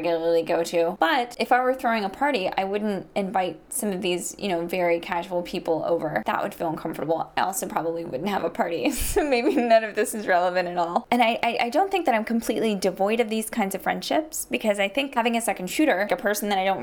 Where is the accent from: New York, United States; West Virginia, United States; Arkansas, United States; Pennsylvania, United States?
West Virginia, United States; Charleston; moved away; visit my dad in my hometown of Charleston, West Virginia